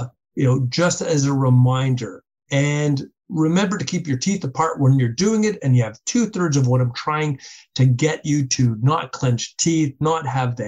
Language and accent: English; Canada; We're Canadian.